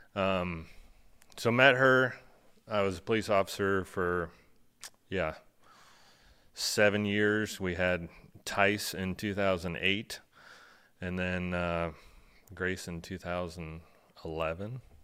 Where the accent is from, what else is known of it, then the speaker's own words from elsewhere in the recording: Aledo, Illinois, United States; thirty-nine years old, born and raised in Alito, Illinois